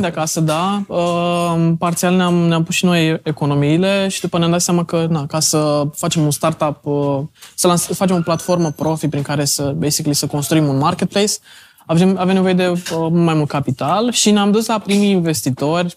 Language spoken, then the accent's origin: Romanian; Brăila, Brăila County, Romania; now in Bucharest, Romania; eu sunt din Brăila, m-am întors înapoi în București